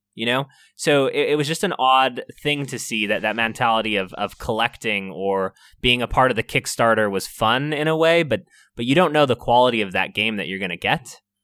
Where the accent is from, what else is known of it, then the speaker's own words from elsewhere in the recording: California, United States; I'm from California